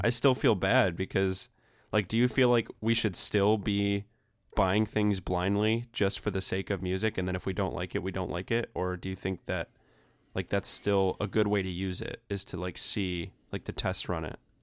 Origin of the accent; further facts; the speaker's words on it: Flint, Michigan, United States; now in Ypsilanti, United States; I'm actually from Flint. Like, that's where I was born